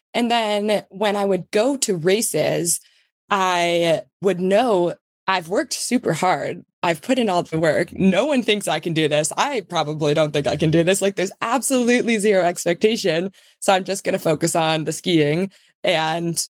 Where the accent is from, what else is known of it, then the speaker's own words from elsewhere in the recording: Buffalo, New York, United States; So we grew up in Buffalo and grew up skiing at this very small 800 vertical feet hill called Hollymont in Ellicottville, New York